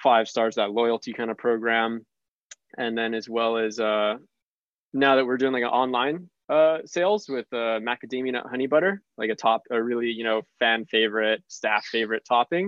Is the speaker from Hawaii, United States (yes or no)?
yes; Hawaii, United States; we're from Hawaii